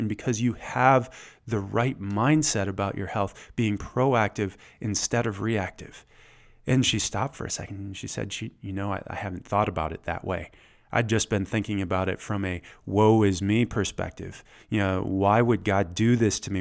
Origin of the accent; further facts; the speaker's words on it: Michigan, United States; moved away as an adult; also born or lived in Atlanta, Georgia; I grew up in Michigan, but I spent about a decade in the South